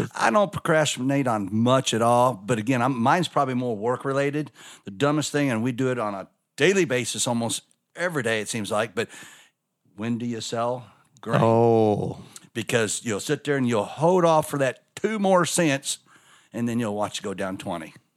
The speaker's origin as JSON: {"language": "English", "town": "Scottsburg", "region": "Indiana", "country": "United States", "tie": "born or raised there", "said": "My dad and both us boys were born in Scottsburg. Indiana"}